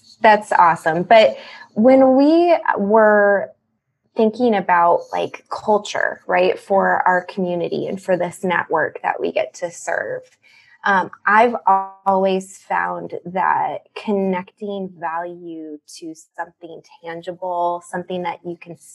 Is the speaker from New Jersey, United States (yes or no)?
no; Chicago, Illinois, United States; I'm from the Chicago area, born and raised here